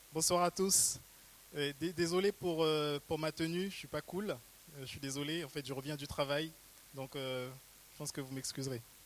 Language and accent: French; Haiti; je viens d'Haïti. C'est un pays où on aime les contes